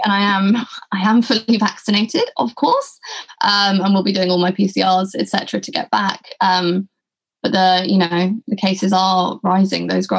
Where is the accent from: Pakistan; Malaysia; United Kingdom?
United Kingdom; England; also born or lived in London; now in Colombia; A surprise to nobody that I am English.